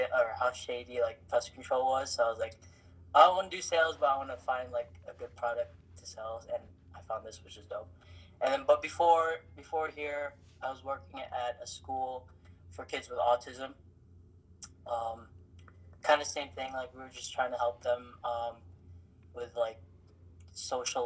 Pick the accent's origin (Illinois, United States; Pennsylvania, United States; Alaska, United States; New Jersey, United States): Illinois, United States; Chicago; also born or lived in Philippines; I was born in the Philippines. I lived there till I was 7. Then we moved out to Chicago